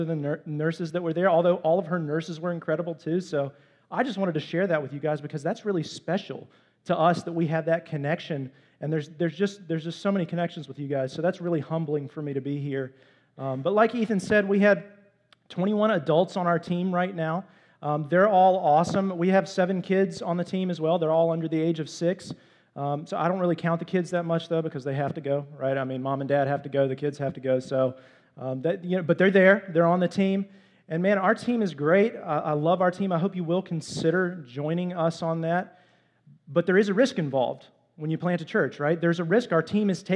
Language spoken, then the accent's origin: English; Greensboro, North Carolina, United States; we're from Greensboro